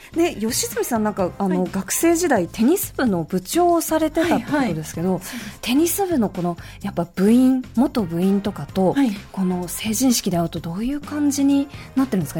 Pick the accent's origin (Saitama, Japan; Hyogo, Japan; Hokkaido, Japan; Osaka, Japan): Saitama, Japan; 私も、あの、埼玉出身なんですけど